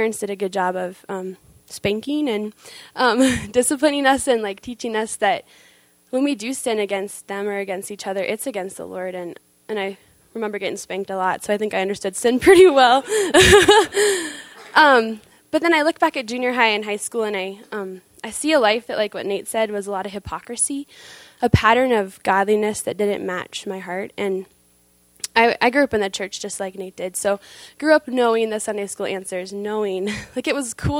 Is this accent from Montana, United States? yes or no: yes; Montana, United States; also born or lived in Susanville, California; I grew up in Montana the last 10 years, but was born in California, a little town, Susanville, not well known.